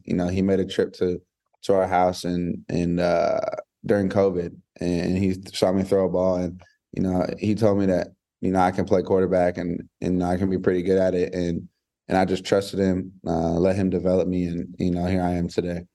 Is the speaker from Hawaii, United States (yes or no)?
yes; Hawaii, United States; now in Georgia, United States; I'm from Hawaii. You know, I lived there for in about eight years of my life